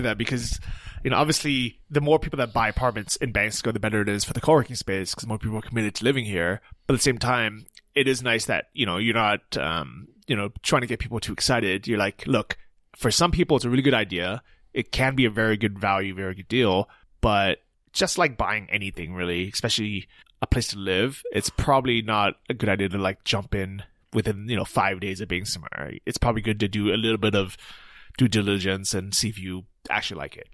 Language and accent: English; United States; moved away; as an American or non-European resident